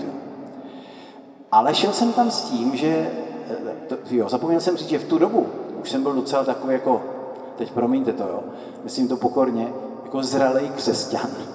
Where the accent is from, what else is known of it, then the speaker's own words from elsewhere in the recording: Letohrad, Pardubice Region, Czechia; moved away as an adult; also born or lived in Italy; já pocházím z Letohradu